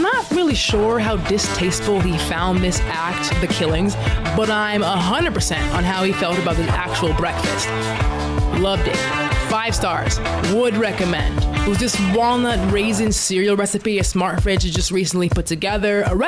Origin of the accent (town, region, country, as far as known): Dallas, Texas, United States; born or raised there; now in Los Angeles, United States